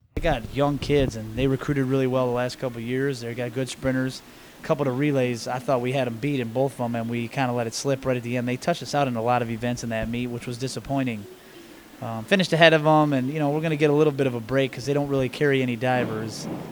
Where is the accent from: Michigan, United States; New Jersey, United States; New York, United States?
New York, United States; Buffalo; now in East Lansing, United States; I grew up basically right across the street from where the campus is